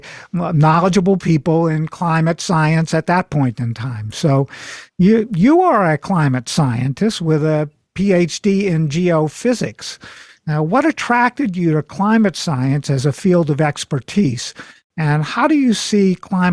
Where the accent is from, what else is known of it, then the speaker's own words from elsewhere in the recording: New Orleans, Louisiana, United States; I am from New Orleans, Louisiana